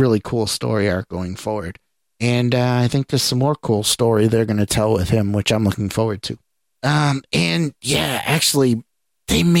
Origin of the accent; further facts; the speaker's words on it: New England, United States; accent: New England; I'm from New England, I have an accent.